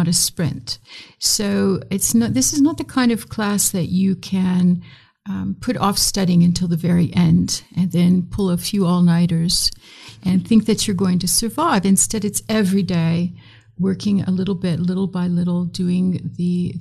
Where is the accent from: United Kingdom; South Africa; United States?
United States; Midwest; accent: American; moved away as an adult; also born or lived in South Sudan / Chicago; as you can tell from my accent, I'm an American. And so I grew up in the great Midwest